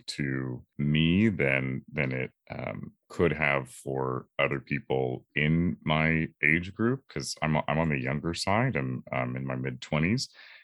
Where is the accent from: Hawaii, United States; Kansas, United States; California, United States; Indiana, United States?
California, United States; Orange County; also born or lived in Los Angeles; I am from California, Orange County specifically, and currently I'm in Los Angeles right now